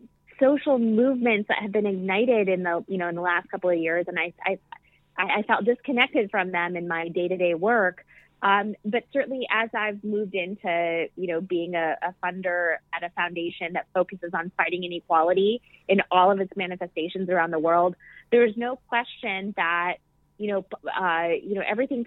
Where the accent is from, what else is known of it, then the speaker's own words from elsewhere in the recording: Midwest, United States; I'm finding that so many parts of who I am, I'm a Midwesterner. Mm-hmm. I'm not only from Pakistan, my father's from the tribal areas, which are like marginalized within Pakistan.